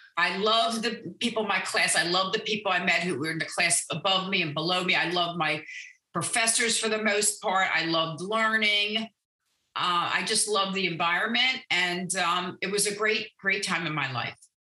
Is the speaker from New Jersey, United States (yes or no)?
no; Annapolis, Maryland, United States; now in Owings Mills, United States; I grew up in Annapolis